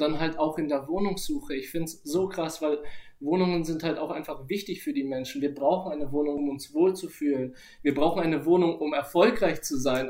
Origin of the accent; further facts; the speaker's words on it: Nuremberg, Bavaria, Germany; habe ich natürlich früher mit meiner Mutter gelebt mhm. und äh, meinem Stiefvater und meinem Bruder. Genau in der Hut bei LW471 in Langwasser.